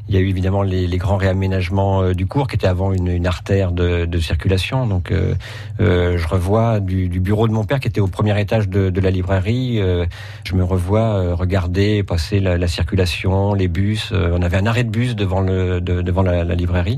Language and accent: French; Nantes, Pays de la Loire, France; je suis un Nantais euh, pur pure souche, donc on devrait dire pur beurre, puisque la ville de Nantes est attachée au, Petit Lu. Je suis né euh, en 1963 à Nantes